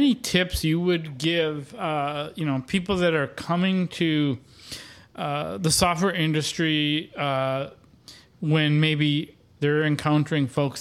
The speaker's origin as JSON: {"language": "English", "region": "Wisconsin", "country": "United States", "said": "I'm from Wisconsin and a Brewers fan"}